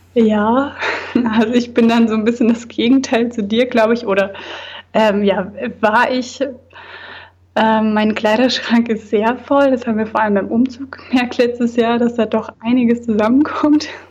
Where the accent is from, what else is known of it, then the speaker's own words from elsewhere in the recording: Thuringia, Germany; moved away as an adult; now in Hamburg, Germany; der Kleinstadt, da wo ich herkomme